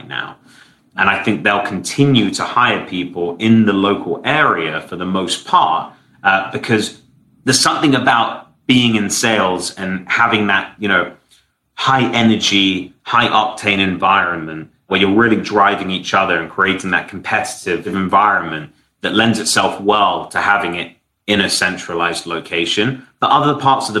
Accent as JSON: {"language": "English", "region": "London", "country": "United Kingdom", "also_born_or_lived": "San Francisco", "moved": "yes", "lives_now": "Miami, United States", "said": "I'm from London, I'm now closer to my family"}